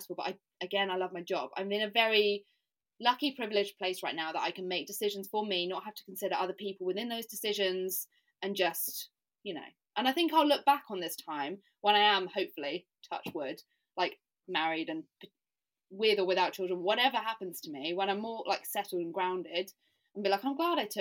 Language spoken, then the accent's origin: English; United Kingdom; also born or lived in Southampton; now in London, United Kingdom; I'm from Britain